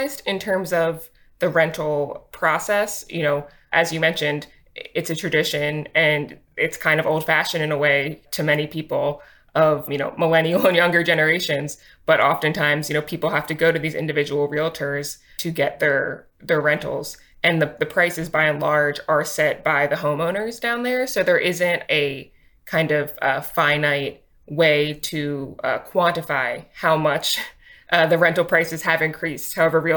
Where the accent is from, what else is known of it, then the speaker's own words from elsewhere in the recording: Delaware County, Pennsylvania, United States; I grew up in the region too. I grew up in Delaware County